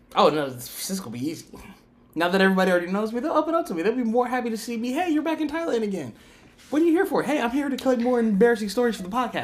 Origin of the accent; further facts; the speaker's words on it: United States; being American